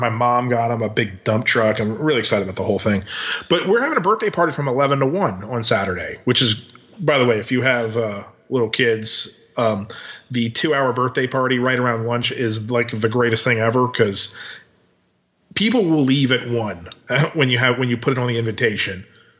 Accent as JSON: {"language": "English", "region": "Maryland", "country": "United States", "tie": "born or raised there", "also_born_or_lived": "Louisiana", "moved": "as an adult", "lives_now": "Texas, United States", "said": "I grew up in Maryland, and they don't have Zaxby's there."}